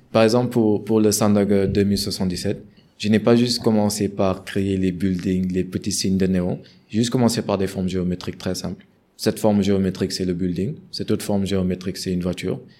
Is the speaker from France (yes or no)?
no; Senegal; en tant que Sénégalais